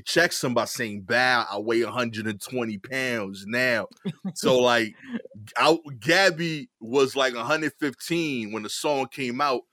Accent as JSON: {"language": "English", "town": "New York City", "region": "New York", "country": "United States", "tie": "born or raised there", "said": "I grew up in East New York and now I live in Cypress Hill section of East New York"}